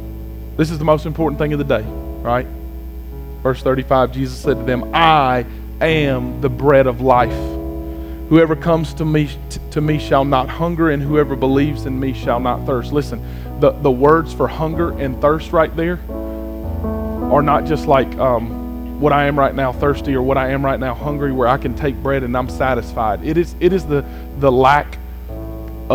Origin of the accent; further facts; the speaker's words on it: United States; I'm an American